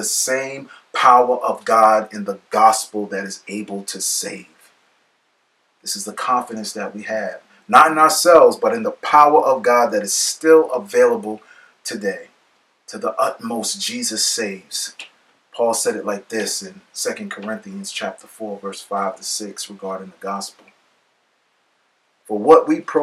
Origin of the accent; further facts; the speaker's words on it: New York City, New York, United States; Growing up in the Bronx